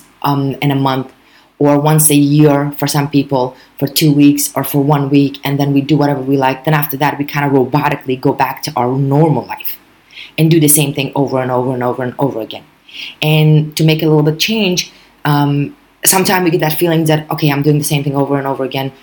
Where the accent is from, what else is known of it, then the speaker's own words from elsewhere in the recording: New York, United States; as a New Yorker, we fast to begin with.